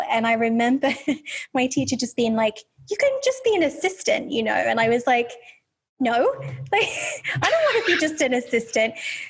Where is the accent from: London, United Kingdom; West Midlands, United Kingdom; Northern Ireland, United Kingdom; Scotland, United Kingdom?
West Midlands, United Kingdom; Birmingham; accent: Birmingham; thinking back then, I had more of a Birmingham accent. So you've got to think of like Peaky Blinders, right? Because that's where I'm from.